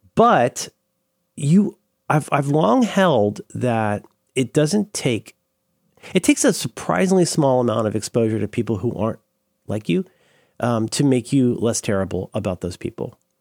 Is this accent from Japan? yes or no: no; Tallahassee, Florida, United States; moved away; I grew up mostly in Florida.